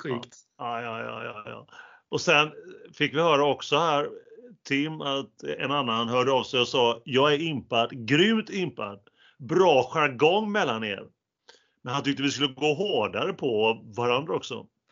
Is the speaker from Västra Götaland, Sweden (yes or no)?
yes; Gothenburg, Västra Götaland, Sweden; accent: Gothenburg dialect (göteborgska); det där är göteborgska. Men eh, på, på både dig och mig